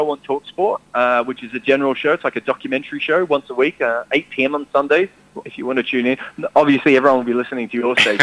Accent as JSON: {"language": "English", "country": "Australia"}